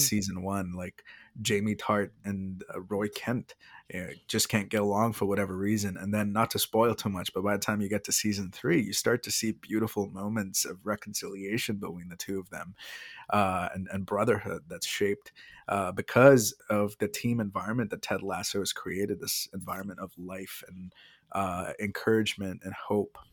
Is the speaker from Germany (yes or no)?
no; India; moved away; as an Indian